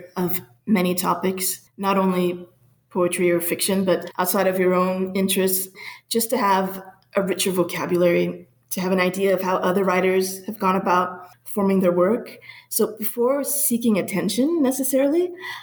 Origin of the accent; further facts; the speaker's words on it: Panama; also born or lived in Pittsburgh / Minneapolis; now in Phoenix, United States; I was born in Panama, and then I lived in Pittsburgh and Minneapolis before I came here to the Valley.